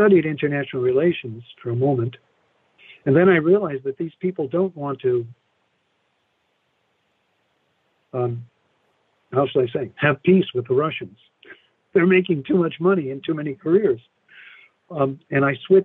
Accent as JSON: {"language": "English", "region": "New York", "country": "United States", "tie": "born or raised there", "also_born_or_lived": "San Francisco", "moved": "yes", "said": "I grew up in New York"}